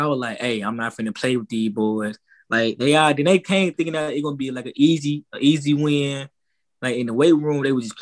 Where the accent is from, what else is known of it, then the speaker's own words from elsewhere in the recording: Stanton, Tennessee, United States; I grew up in Stanton, Tennessee. It's like 15 minutes away, 15 minutes out of Brownville, Tennessee